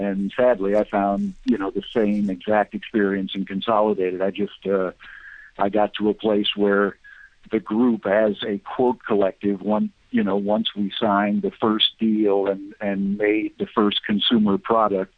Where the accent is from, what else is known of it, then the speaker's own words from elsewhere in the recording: United States; I grew up in America and came of age in the 70s